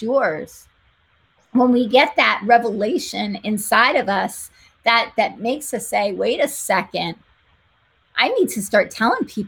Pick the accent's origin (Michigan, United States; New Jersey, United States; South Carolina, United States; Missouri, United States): New Jersey, United States; I am from Jersey.